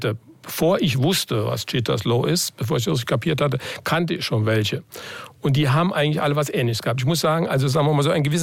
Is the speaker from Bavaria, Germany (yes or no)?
no; Saarland, Germany; Manchmal sind wir Saarländer ein bisschen engstirnig.